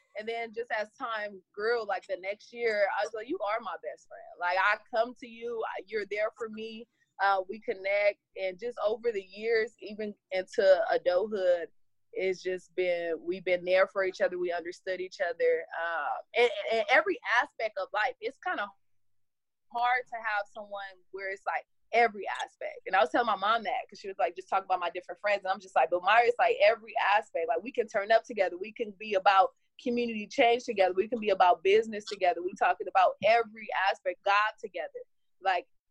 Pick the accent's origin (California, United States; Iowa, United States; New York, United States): California, United States; Compton; we're both from Compton